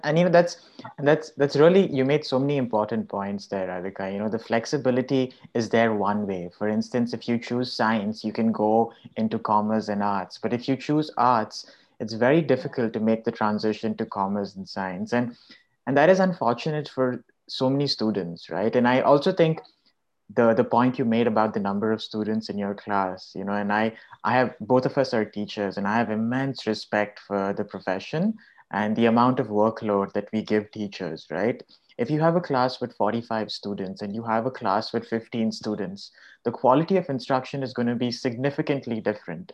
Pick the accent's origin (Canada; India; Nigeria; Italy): India; growing up in India